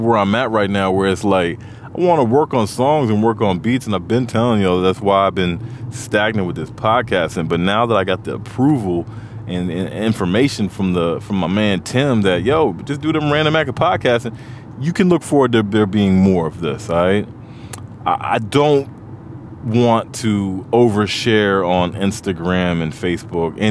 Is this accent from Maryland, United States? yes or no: yes; Montgomery County, Maryland, United States; Growing up where I grew up in Montgomery County, it felt like D.C. is our city